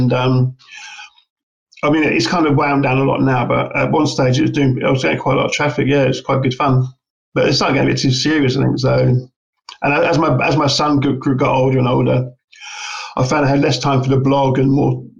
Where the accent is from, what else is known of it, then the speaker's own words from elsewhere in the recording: England, United Kingdom; moved away as an adult; also born or lived in Surabaya, Indonesia / Australia; now in Indonesia; I grew up in England in the 70s and the 80s.